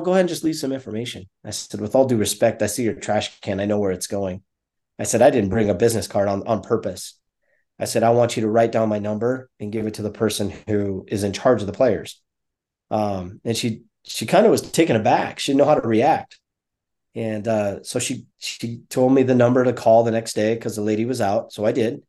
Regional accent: South Dakota, United States; also born or lived in Minnesota / Arizona / Colorado; now in Denver, United States; growing up in South Dakota

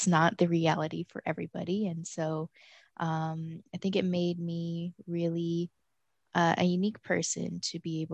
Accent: Denver, Colorado, United States; moved away as an adult; now in Miami, United States; I was born and raised in Denver, Colorado

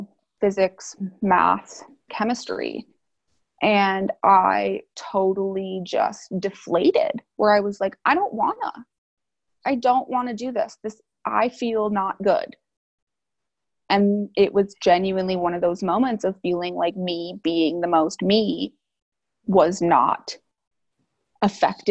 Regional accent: Chicago suburbs, Illinois, United States; moved away as an adult; I'm from the Chicago suburbs

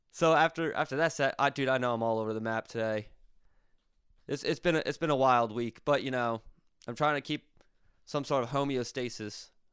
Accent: Berks County, Pennsylvania, United States; moved away; my good old hometown of Brooks County, Pennsylvania

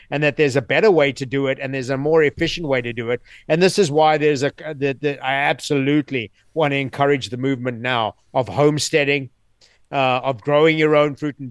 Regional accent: South Africa; also born or lived in New York City; now in United States; I grew up in South Africa

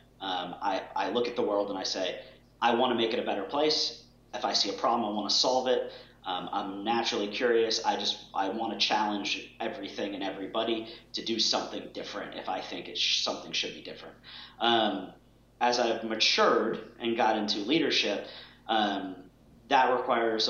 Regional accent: Boston, Massachusetts, United States; I grew up in Boston

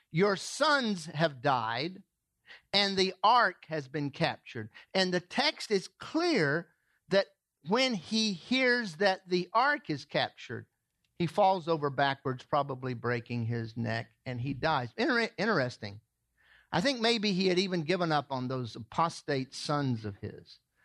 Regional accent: the South, United States; moved away; I grew up in the south

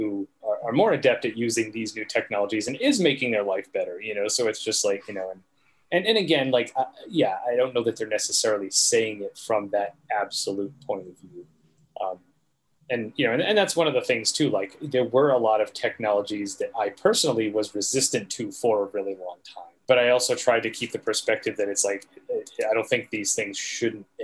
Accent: New England, United States; I'm from New England, we call them rotaries.

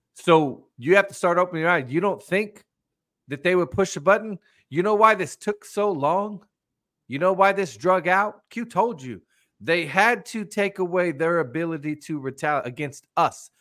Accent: United States; as an American

